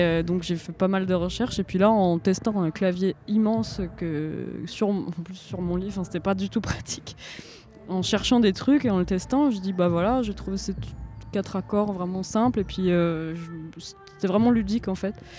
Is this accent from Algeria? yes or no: no; Ramatuelle, Provence-Alpes-Côte d'Azur, France; il y en a un à côté de chez moi à Ramatuel